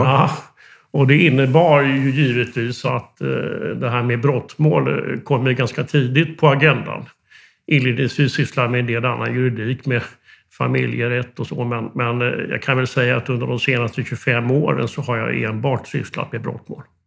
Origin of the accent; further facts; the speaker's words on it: Västervik, Kalmar County, Sweden; jag är eh, fiskarpojk från Västerviks skärgård